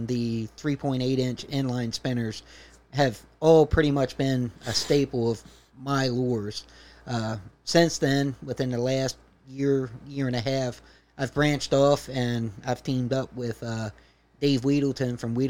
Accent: Cambridge, Maryland, United States; I grew up here in Cambridge, went to Cambridge South Dorchester High School, graduated from there

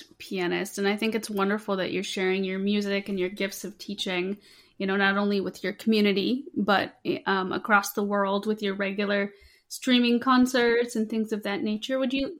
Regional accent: United States; I grew up in the United States my whole life

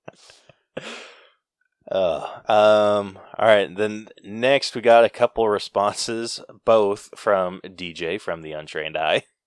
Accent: Utah, United States; I'm from Utah

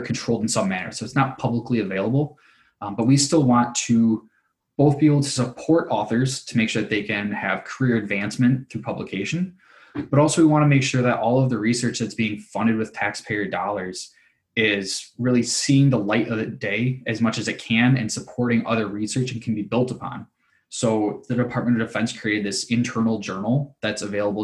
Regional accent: Kalamazoo, Michigan, United States; I grew up in Kalamazoo, Michigan

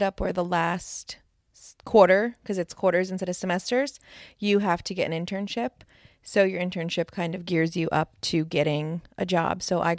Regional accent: New Jersey, United States; also born or lived in Los Angeles, California; I'm from New Jersey.

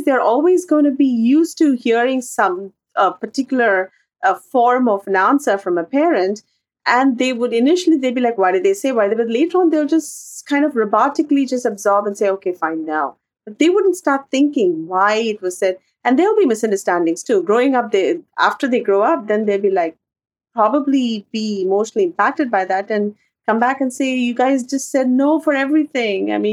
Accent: India; moved away as an adult; growing up in India

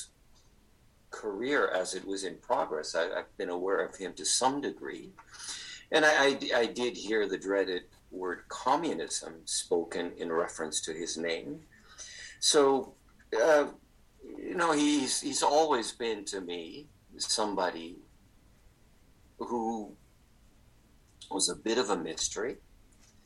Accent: Canada; I grew up in Canada

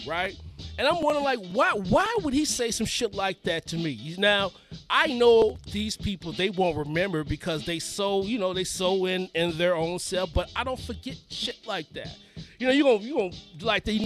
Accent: St. Louis, Missouri, United States; I grew up in North St. Louis

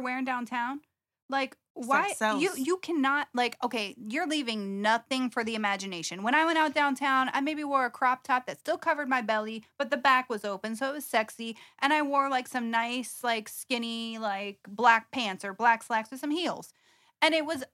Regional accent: Florida, United States; growing up in Florida

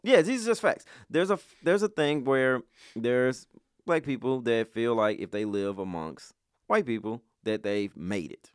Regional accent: Memphis, Tennessee, United States; I grew up in Westwood

